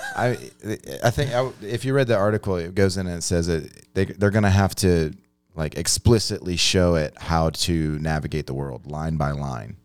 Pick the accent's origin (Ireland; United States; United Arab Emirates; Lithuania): United States; I grew up on the Mississippi River